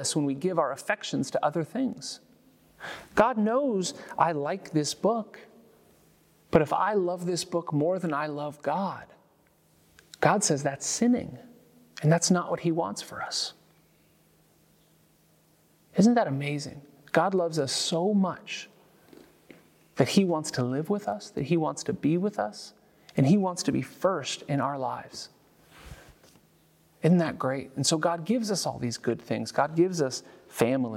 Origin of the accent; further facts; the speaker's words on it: San Francisco, California, United States; moved away; I'm from California. I'm from San Francisco. It reminds me of home. It reminds me of growing up going to baseball games